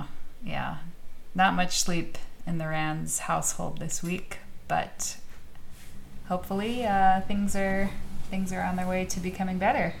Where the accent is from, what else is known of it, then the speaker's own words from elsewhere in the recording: Arizona, United States; also born or lived in Louisiana; now in Alabama, United States; My family lived here for a long time, and then we left for a long time, and I am an Arizona girl proudly through and through.